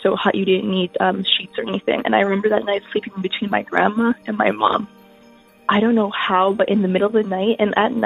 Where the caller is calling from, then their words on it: Canada; I'm calling from Canada